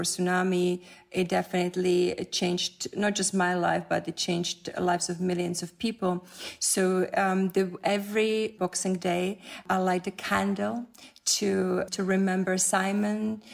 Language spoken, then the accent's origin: English; Czechia; moved away; I grew up in Czech Republic